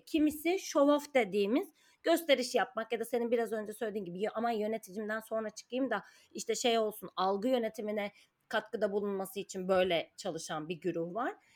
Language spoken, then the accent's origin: Turkish; Ankara, Turkey; moved away as an adult; now in Istanbul, Turkey; ben Ankaralıyım.